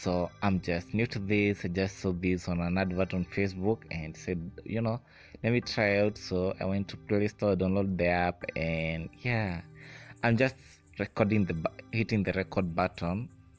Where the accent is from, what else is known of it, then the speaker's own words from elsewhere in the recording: Kenya; I'm from Kenya.